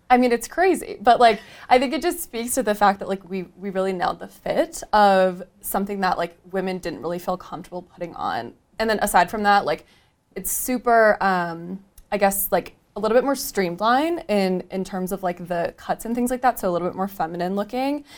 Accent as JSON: {"language": "English", "region": "Michigan", "country": "United States", "tie": "born or raised there", "moved": "as an adult", "lives_now": "Denver, United States", "said": "I moved to Denver from Michigan, which is where I grew up"}